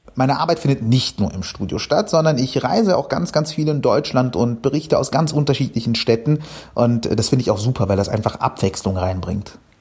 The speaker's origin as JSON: {"language": "German", "town": "Cairo", "region": "Cairo Governorate", "country": "Egypt", "tie": "born or raised there", "moved": "yes", "lives_now": "Germany", "said": "ich bin ja in Kairo, in Ägypten aufgewachsen"}